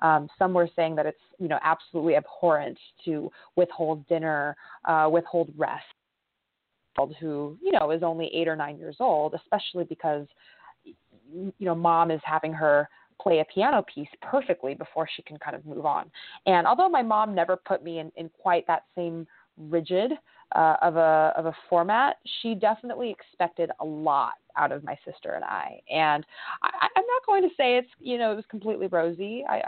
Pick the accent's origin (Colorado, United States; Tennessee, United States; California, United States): California, United States; San Francisco; I grew up in a predominantly Asian American community, so a lot of those Confucian values and traditions were a huge prese